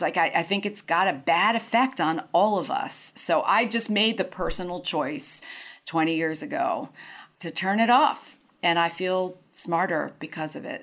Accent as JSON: {"language": "English", "town": "New York City", "region": "New York", "country": "United States", "tie": "born or raised there", "said": "I grew up in New York in the seventies and eighties."}